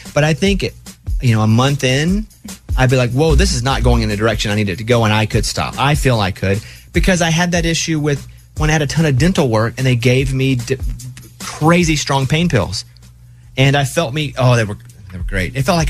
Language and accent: English; Las Vegas, Nevada, United States; Hard to believe since I was born in Las Vegas and I've lived here my entire life.